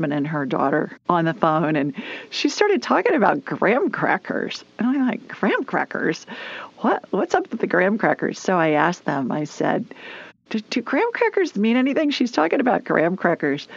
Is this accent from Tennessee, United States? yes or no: no; Columbus, Ohio, United States; moved away as an adult; also born or lived in Sioux Falls, South Dakota; now in Birmingham, United States; I grew up in Columbus